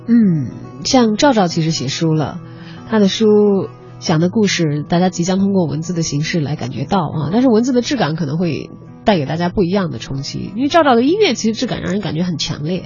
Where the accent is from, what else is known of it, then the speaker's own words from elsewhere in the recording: southern China, China; now in Beijing, China; 我是南方人，嗯。我到北京生活工作